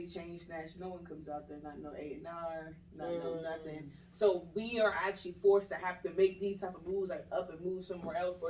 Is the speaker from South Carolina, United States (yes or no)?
no; Prince George's County, Maryland, United States; I'm from Maryland.